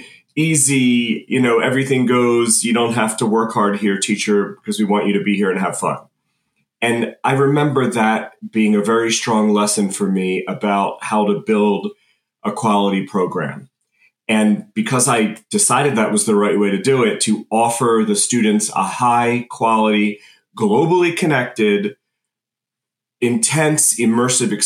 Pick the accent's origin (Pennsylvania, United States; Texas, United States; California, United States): Pennsylvania, United States; Philadelphia; I'm from the Philadelphia area